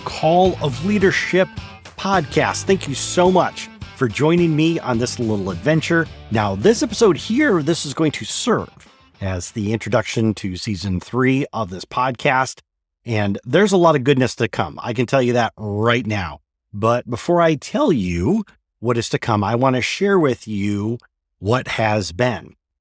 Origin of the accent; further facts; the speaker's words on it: Michigan, United States; moved away; After twenty years, I've returned to my native Michigan, and I'm looking to reconnect with my home state